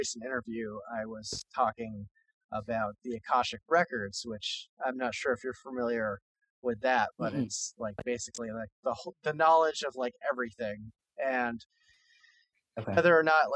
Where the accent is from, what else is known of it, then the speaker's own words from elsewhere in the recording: Vermont, United States; I'm from Vermont